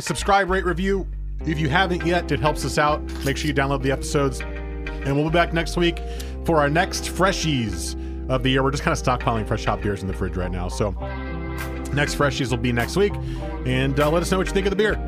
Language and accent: English; New Jersey, United States; I grew up in New Jersey